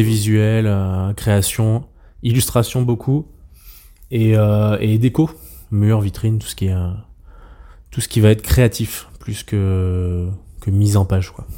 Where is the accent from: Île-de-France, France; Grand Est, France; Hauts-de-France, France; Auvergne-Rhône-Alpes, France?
Auvergne-Rhône-Alpes, France; also born or lived in Troyes, Champagne; now in Savoie, France; je suis un Auvergnat expatrié euh, en Savoie